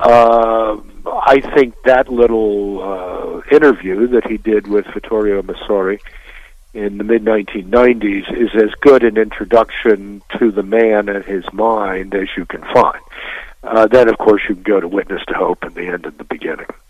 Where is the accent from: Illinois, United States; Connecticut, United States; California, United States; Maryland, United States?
Maryland, United States; Baltimore; I grew up in Baltimore